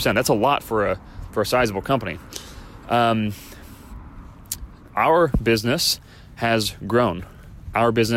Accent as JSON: {"language": "English", "town": "Chicago", "region": "Illinois", "country": "United States", "tie": "born or raised there", "moved": "yes", "lives_now": "California, United States", "said": "Illinois, my home state, from Chicago"}